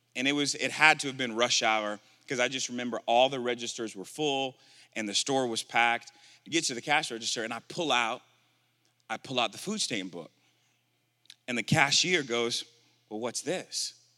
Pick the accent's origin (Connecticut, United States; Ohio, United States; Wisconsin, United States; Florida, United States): Wisconsin, United States; Milwaukee; moved away; also born or lived in Tulsa, Oklahoma; I'm originally from Milwaukee, Wisconsin.